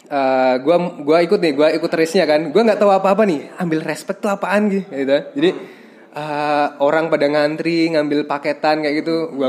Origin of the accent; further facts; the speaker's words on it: Yogyakarta, Special Region of Yogyakarta, Indonesia; Tapi uh, emang basic gue dulu waktu SMP kan gue dari Jogja nih.